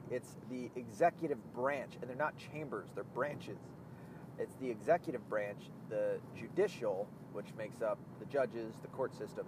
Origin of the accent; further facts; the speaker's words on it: Arkansas, United States; now in Michigan, United States; I'm from the South. I was born in Arkansas.